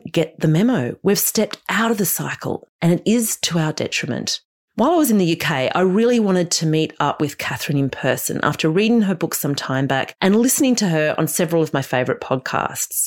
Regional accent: Australia; as an Australian

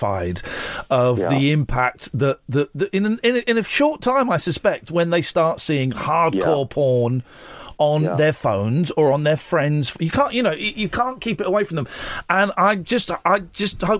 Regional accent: United Kingdom; we're British

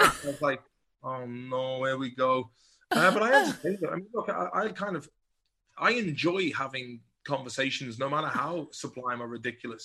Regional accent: Swinford, Connacht, Ireland; also born or lived in Liverpool; being from Swinford

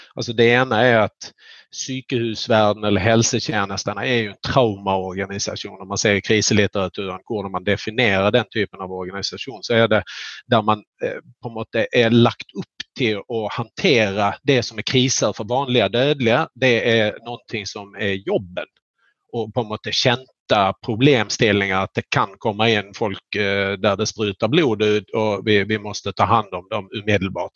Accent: Skåne, Sweden; jag är flatlänning från Skåne.

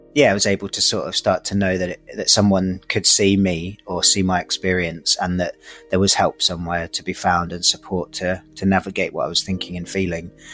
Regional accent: London, United Kingdom; I grew up in East London, in Hackney

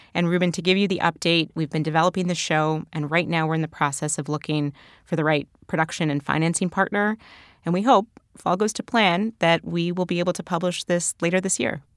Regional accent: Canada; moved away as an adult; now in United States; growing up in Canada

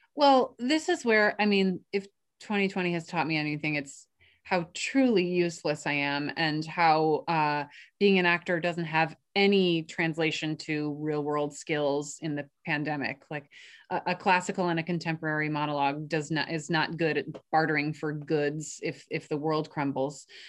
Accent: New York, United States; I grew up in New York

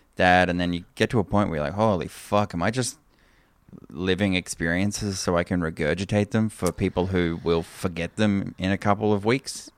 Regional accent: Toowoomba, Queensland, Australia; moved away; I grew up in Toowoomba

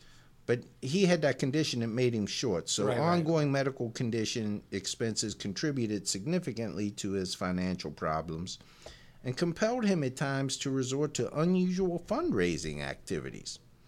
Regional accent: Mississippi Delta, United States; accent: Delta accent (described as Cajun)

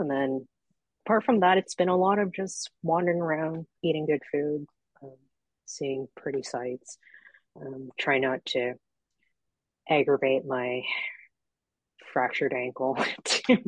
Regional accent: Vancouver, British Columbia, Canada; I'm from Vancouver, so it's the warmest part of Canada

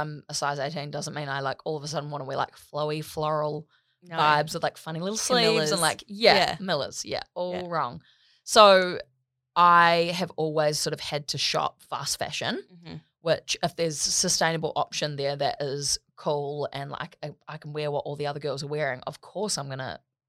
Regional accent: New Zealand; In New Zealand, we say mall.

